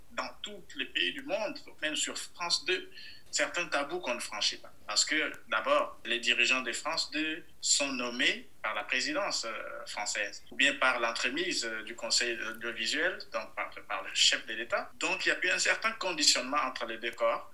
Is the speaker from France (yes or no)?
no; DR Congo; je viens du Kassai, dans la même région du président.